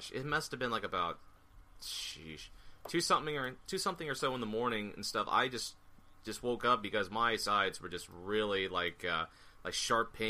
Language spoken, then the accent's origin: English; Bay Area, California, United States; now in Washington, United States; I'm a transplant from the Bay Area. The Antioch, Sacramento area